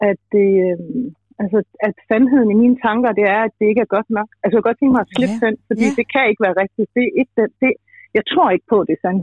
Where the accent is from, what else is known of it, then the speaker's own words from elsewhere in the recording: Aarhus, Central Denmark Region, Denmark; moved away; also born or lived in Copenhagen; Jeg kommer fra Aarhus